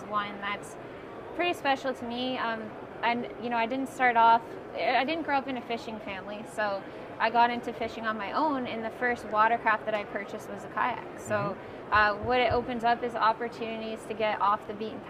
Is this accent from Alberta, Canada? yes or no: no; Southern Ontario, Canada; I'm from Southern Ontario, Canada